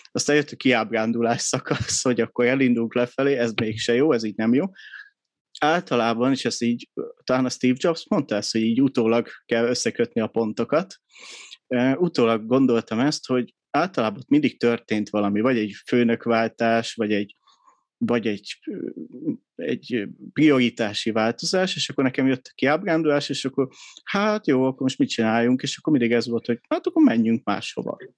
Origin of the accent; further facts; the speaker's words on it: Budapest, Hungary; 83-ban születtem Budapesten